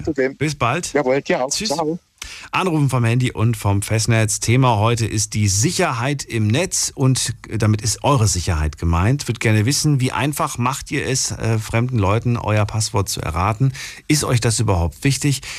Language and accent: German; Eifel, Germany; Ich bin aus der Eifel.